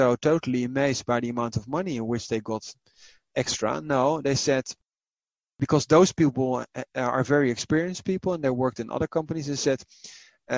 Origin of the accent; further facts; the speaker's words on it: Netherlands; I was raised in the Netherlands